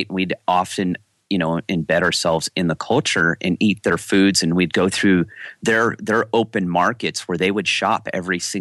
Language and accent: English; Sierra Nevada, California, United States; I grew up in the Sierra Nevadas in California